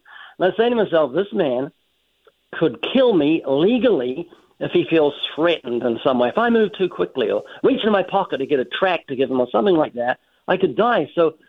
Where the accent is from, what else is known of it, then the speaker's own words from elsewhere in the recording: New Zealand; now in United States; I'm originally from New Zealand. I've been living in the U.S. for, I think, nearly 34 years. That's why I've almost lost my accent.